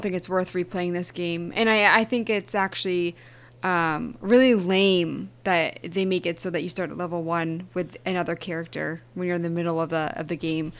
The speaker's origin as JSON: {"language": "English", "region": "Eastern Massachusetts", "country": "United States", "said": "I'm from Eastern Mass"}